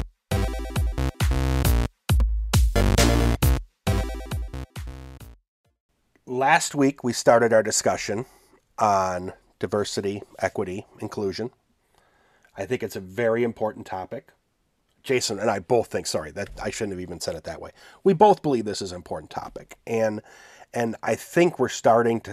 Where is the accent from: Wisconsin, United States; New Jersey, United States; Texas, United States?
Wisconsin, United States; D&D born out of my home state